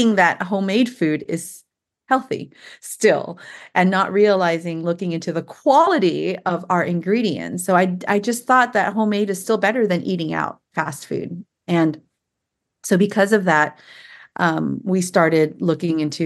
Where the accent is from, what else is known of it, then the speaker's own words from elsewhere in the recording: San Jose, California, United States; moved away as an adult; also born or lived in Walnut Creek, California; now in Tennessee, United States; my husband and I both born and raised in Silicon Valley, San Jose